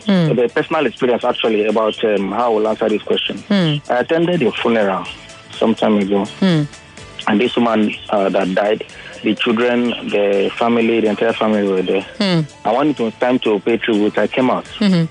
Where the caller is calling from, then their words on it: Lagos, Nigeria; I'm calling from Ikoyi